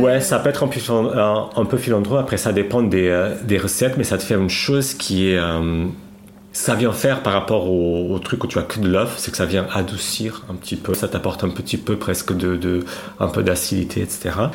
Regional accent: Lisbon, Portugal; French is a second language; moved away as an adult; now in Paris, France; je viens de Lisbonne. Je suis, je suis né à Lisbonne, j'ai grandi là-bas

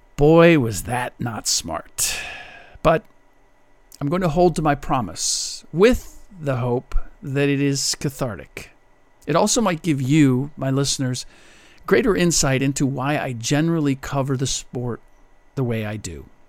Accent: Cincinnati, Ohio, United States; now in Bay Area, United States; the Bengals this season, my hometown team

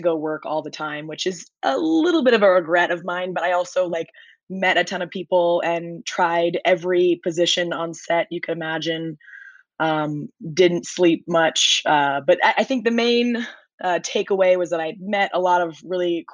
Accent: Nebraska, United States; moved away as an adult; also born or lived in New York; I grew up in Nebraska

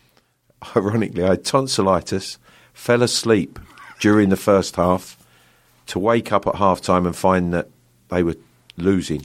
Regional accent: London, United Kingdom; accent: Cockney; I was born in the East End of London, a true Cockney, um, in London Hospital. Um, I grew up just on the outskirts of London

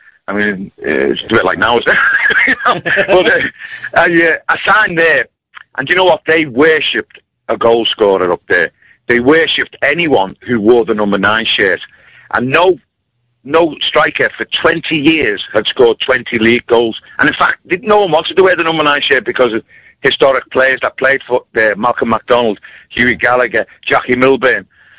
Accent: Liverpool, North West England, United Kingdom; one of my idols was Kenny Dalglish as a boy, or Kim Keegan, growing up in Liverpool.

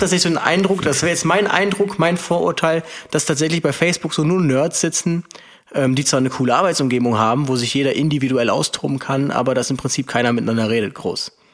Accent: Aachen, North Rhine-Westphalia, Germany; now in Cologne, Germany; ich bin ja aus Aachen, ist fünfzig Kilometer entfernt

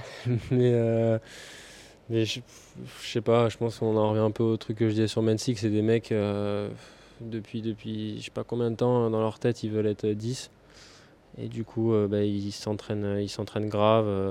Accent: Saint-Germain-lès-Corbeil, Île-de-France, France; moved away as an adult; also born or lived in Cap d'Agde; J'ai commencé vers 3-4 ans à Saint-Germain-les-Corbeilles, en région parisienne

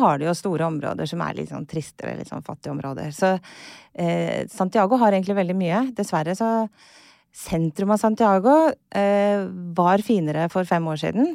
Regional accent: Kristiansand, Agder, Norway; accent: sørlandsk; also born or lived in Chile / Costa Rica; Jeg er fra Kristiansand

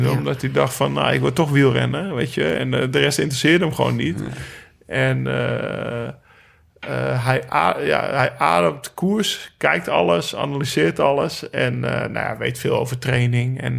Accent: Limburg, Netherlands; En wij als Limburgers hadden allemaal, zeg maar, eh, onze toenmalige belastingman een soort mandaat gegeven.

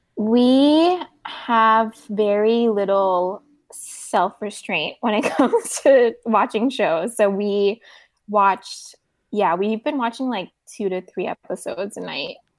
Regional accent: South Korea; moved away; I grew up in Korea

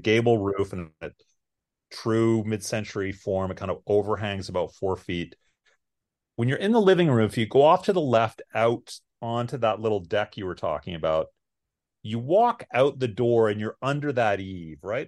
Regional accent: Canada; moved away as an adult; now in Austin, United States; I'm Canadian, I'm from the north

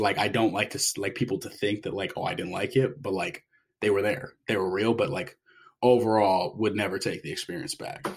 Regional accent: San Diego, California, United States; moved away as an adult; also born or lived in New York City; I'm originally from San Diego

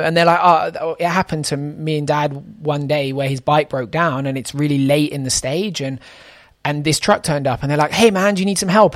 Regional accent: United Kingdom; as a British person

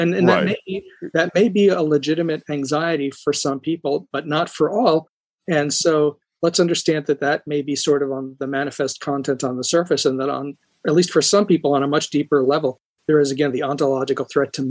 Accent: New York, United States; I'm from New York

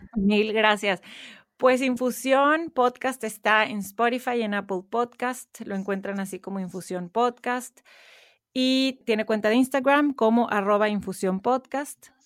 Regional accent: Monterrey, Nuevo León, Mexico; moved away as an adult; now in Houston, United States; crecí en Monterrey, México

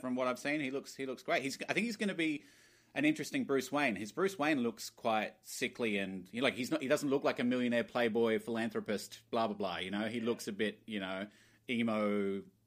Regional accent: Glasgow, Scotland, United Kingdom; born in Glasgow

